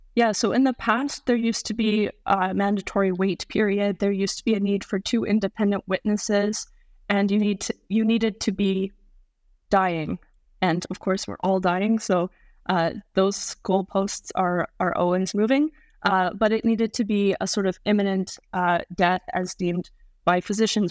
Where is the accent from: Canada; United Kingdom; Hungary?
Canada; Being a Canadian